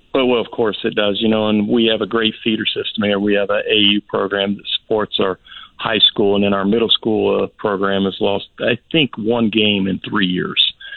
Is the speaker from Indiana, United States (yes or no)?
yes; Indianapolis, Indiana, United States; moved away as an adult; now in Florida, United States; I'm from Indiana originally. Played high school and college basketball in in, in, in uh, Indianapolis, Indiana.